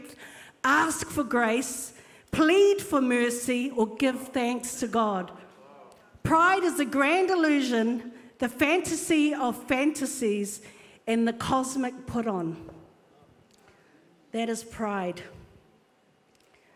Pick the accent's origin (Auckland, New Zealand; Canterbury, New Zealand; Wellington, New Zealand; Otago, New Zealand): Auckland, New Zealand; I was brought up in Epsom, Polynesian family living in Epsom